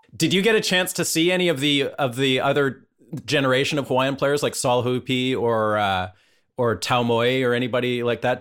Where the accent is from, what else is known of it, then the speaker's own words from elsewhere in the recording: Vancouver, British Columbia, Canada; moved away; I'm from Vancouver originally, just up in Canada